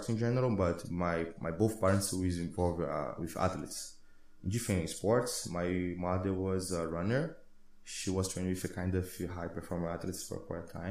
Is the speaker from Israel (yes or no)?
no; Rio de Janeiro, Brazil; moved away as an adult; also born or lived in Abu Dhabi; I'm from Rio